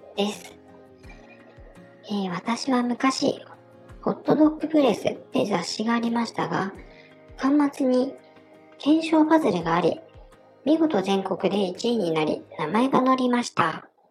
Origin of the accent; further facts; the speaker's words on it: Niigata, Japan; accent: Niigata dialect; 私の地元ではこの方言から、ね、きなせや祭り